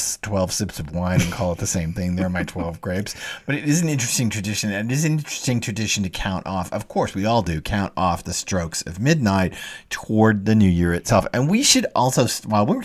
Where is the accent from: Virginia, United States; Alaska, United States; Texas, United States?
Texas, United States; I am from a very white bread, white middle class suburban Texas family